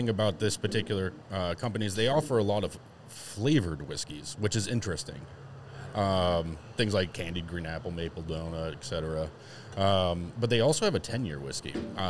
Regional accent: Massachusetts, United States; I'm from Mass

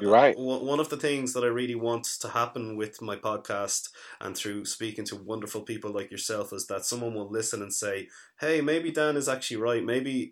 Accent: Dublin, Leinster, Ireland; I grew up in Dublin

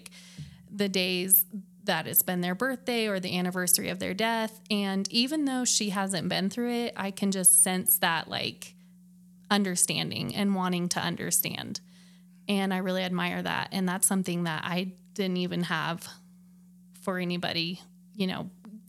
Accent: Flagstaff, Arizona, United States; moved away as an adult; also born or lived in South Carolina; I was born and raised in Flagstaff.

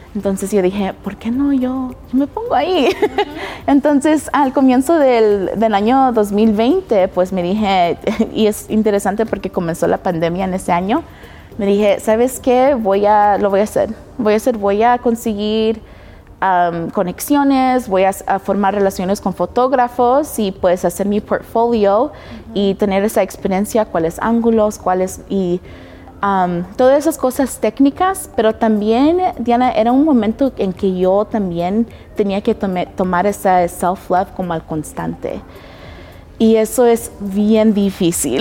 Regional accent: Denver, Colorado, United States; also born or lived in Los Angeles, California / Nebraska; cuando tenía como mis 12 años nos mudamos acá en Denver. Y tengo 28 años, siento que me crié aquí.

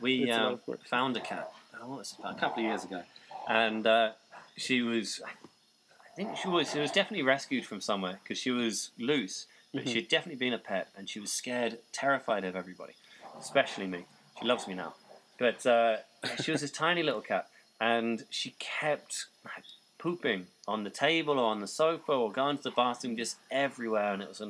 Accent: Norwich, East of England, United Kingdom; also born or lived in Colchester; But my home team, Norwich, that's where I grew up. So I was born in Colchester, which is why I support them.

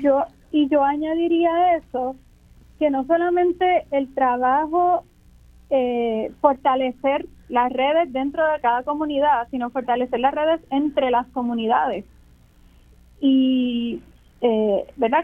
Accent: Puerto Rico; yo elijo como puertorriqueña que amo esta tierra

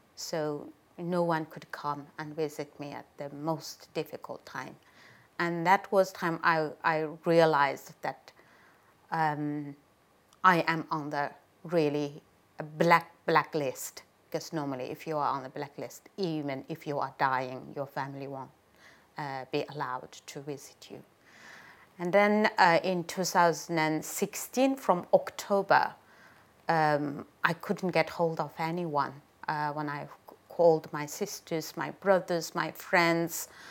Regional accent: Ghulja, Xinjiang, China; moved away as an adult; now in United Kingdom; I am from Gulja, uh, a northern part of East Turkestan, bordering Kazakhstan

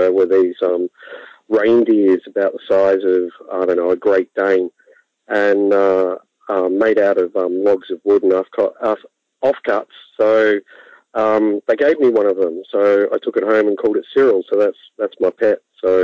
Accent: Bendigo, Victoria, Australia; also born or lived in Strathfieldsaye, Victoria; I grew up in central Victoria in a town called Bendigo. I lived there for about the first 10 years of my life, and then my parents moved out into the country, so to speak, about 20 kilometres out of Bendigo

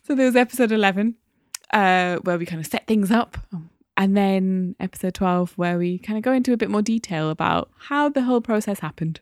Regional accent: Newcastle upon Tyne, North East England, United Kingdom; born or raised there

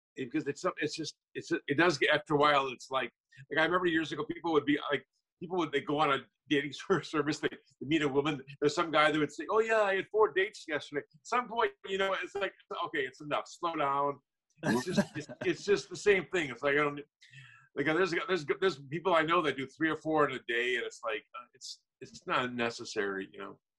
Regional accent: Minnesota, United States; now in Los Angeles, United States; I'm originally from Minnesota.

